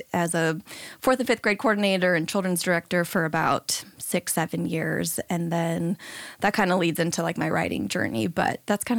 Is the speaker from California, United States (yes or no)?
yes; San Diego, California, United States; I grew up here in San Diego